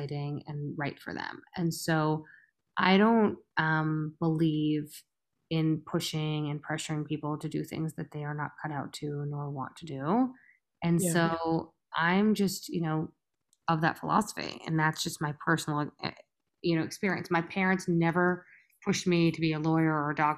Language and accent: English; United States; accent: American; also born or lived in India; I was born in America, but I had one foot in India